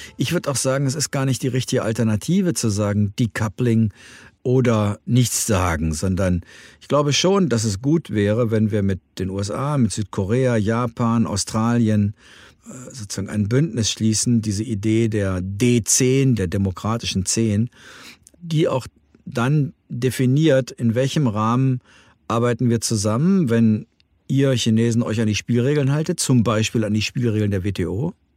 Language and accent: German; Germany; als Europäer und als Deutsche